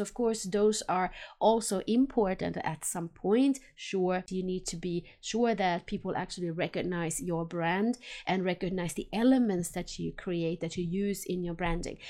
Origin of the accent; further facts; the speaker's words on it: Helsinki, Uusimaa, Finland; moved away as an adult; now in Sweden; since I was born in Helsinki, Finland, and I lived there about twenty years, and then I've been here in Sweden now for over twenty years.